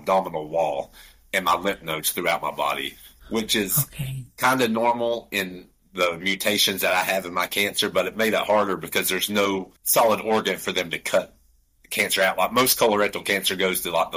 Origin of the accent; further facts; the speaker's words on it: Canton, North Carolina, United States; accent: Appalachian; I'm about 25 minutes west of there in a super small town called Canton, North Carolina